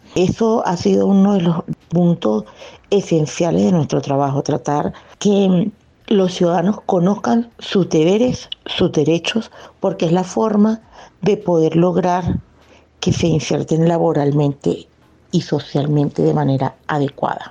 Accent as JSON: {"language": "Spanish", "country": "Venezuela", "moved": "as an adult", "lives_now": "Bogotá, Colombia", "said": "siendo venezolanos, esa tierra que tanto amamos es Venezuela"}